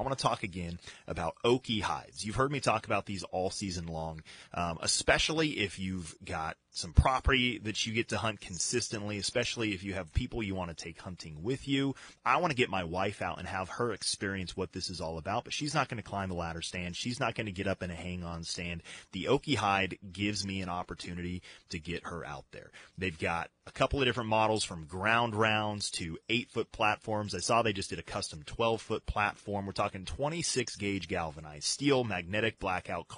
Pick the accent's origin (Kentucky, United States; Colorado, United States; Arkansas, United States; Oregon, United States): Colorado, United States; I grew up in Colorado